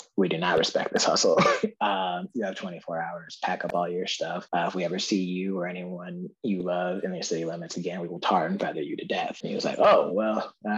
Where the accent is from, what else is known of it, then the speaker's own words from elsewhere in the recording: the American North, United States; now in Mississippi, United States; being a Northerner who like travels and like travels to and lives in the American South